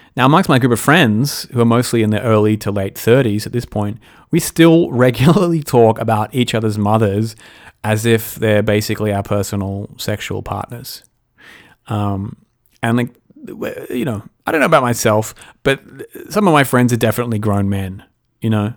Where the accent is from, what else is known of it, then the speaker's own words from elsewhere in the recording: Australia; as an Australian